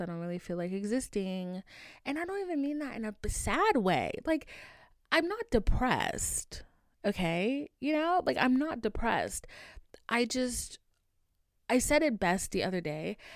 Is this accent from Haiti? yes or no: yes; Haiti; moved away; I was raised in Haiti, like, for a good bit of my life